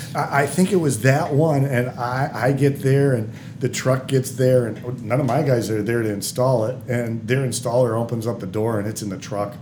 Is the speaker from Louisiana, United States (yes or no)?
no; Detroit, Michigan, United States; I'm from Detroit, and all these Detroiter friends of mine think I'm a traitor